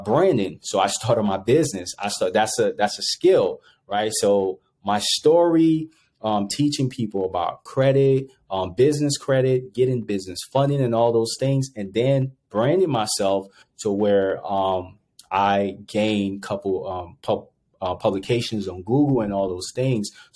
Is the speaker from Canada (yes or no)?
no; Monrovia, Montserrado, Liberia; also born or lived in Ivory Coast; now in United States; originally I grew up in Monrovia, Liberia